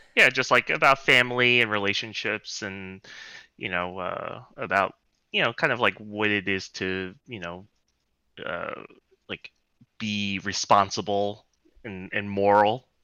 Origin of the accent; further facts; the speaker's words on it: New York City, New York, United States; born and raised in Brooklyn